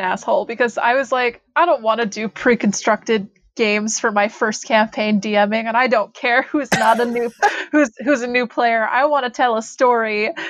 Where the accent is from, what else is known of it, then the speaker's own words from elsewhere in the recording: Alberta, Canada; now in Edmonton, Canada; I'm Canadian